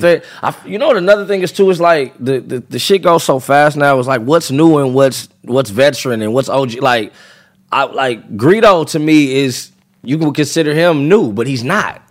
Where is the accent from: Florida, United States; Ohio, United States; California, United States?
California, United States; I'm from California